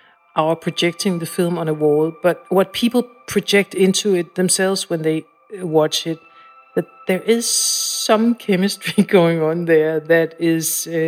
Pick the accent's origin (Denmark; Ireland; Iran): Denmark; Copenhagen, Capital Region; I was alone quite a lot. Both my parents worked.